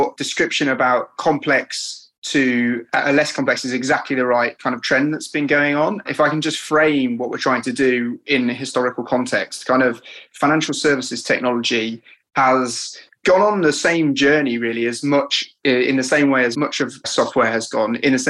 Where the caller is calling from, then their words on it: London, United Kingdom; I'm here from sunny London, Dan.